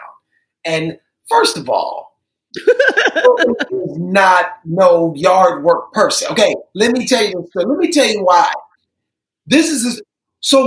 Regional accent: Cleveland, Ohio, United States; moved away; I grew up in Cleveland

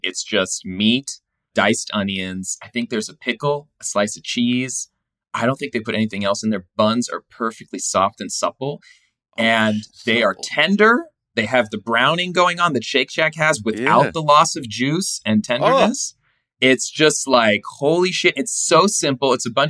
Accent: California, United States; now in New York, United States; Yeah. I live in New York. I'm from California.

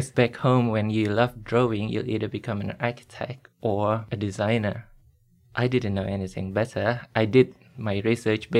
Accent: Indonesia; born or raised there; now in Sydney, Australia

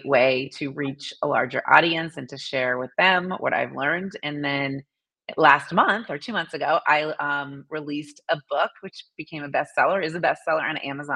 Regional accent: Massachusetts, United States; now in Indianapolis, United States; I grew up in Massachusetts, so I'm a New Englander at heart

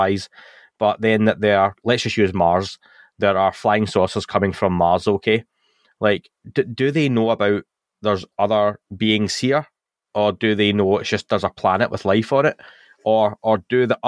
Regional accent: Scotland, United Kingdom; I'm Scottish

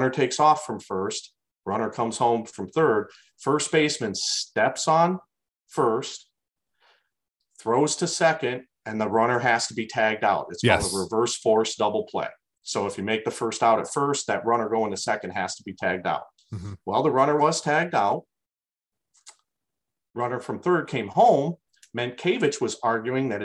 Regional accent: Perrysburg, Ohio, United States; I'm from Perrysburg too.

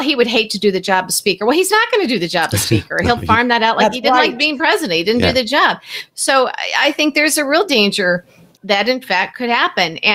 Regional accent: Peoria, Illinois, United States; I worked for Bob Michael, who was very much a moderate, because I'm from Peoria

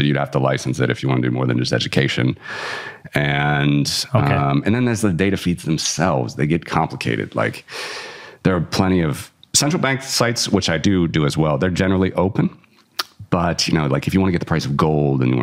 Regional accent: Cincinnati, Ohio, United States; my hometown, Cincinnati

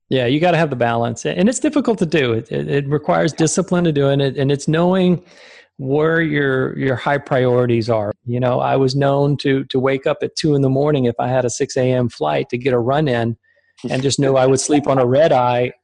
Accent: Richmond, Virginia, United States; born or raised there; also born or lived in Germany

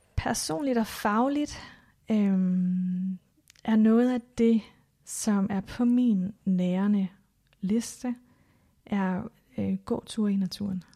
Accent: Denmark; born or raised there; moved away

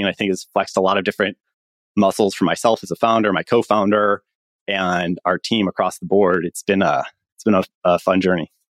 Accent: Chicago, Illinois, United States; moved away as an adult; also born or lived in Stanford, California; I'm from Chicago, went to public school in, in Chicago

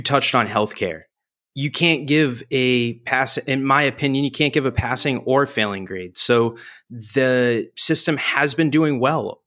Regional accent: New Hampshire, United States; now in Washington, D.C., United States; I grew up in New Hampshire

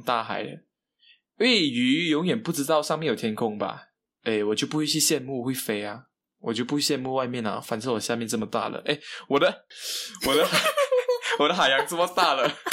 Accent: Kuching, Sarawak, Malaysia; 朋友也在这里啊，家人也在这里

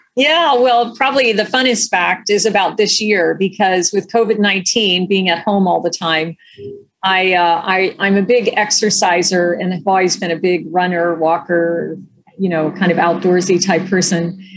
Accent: Delaware, Ohio, United States; moved away as an adult; also born or lived in Washington, D.C. / New Haven, Connecticut; now in California, United States; I grew up in central Ohio in a small town called Delaware, Ohio

